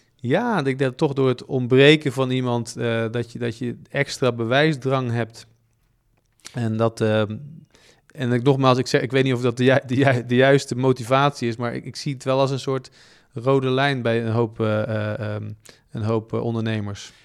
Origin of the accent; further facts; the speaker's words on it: Bergen op Zoom, North Brabant, Netherlands; ik kom uit Brabant, Bergen op Zoom